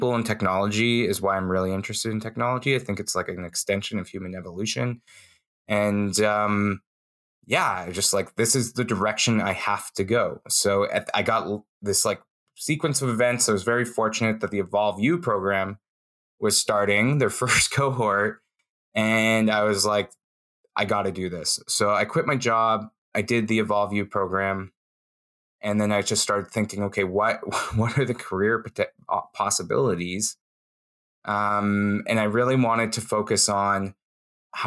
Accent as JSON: {"language": "English", "town": "Calgary", "region": "Alberta", "country": "Canada", "tie": "born or raised there", "also_born_or_lived": "Toronto", "said": "I moved here when I was very young, 6 months. And I grew up in Calgary."}